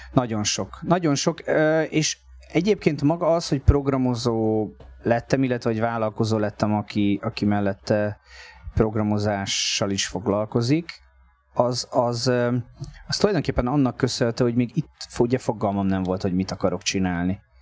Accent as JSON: {"language": "Hungarian", "town": "Tapolca", "region": "Veszprém County", "country": "Hungary", "tie": "born or raised there", "moved": "as an adult", "lives_now": "Budapest, Hungary", "said": "én Tapolcán nőttem föl, aztán lett Veszprém a, a szakközépiskolával"}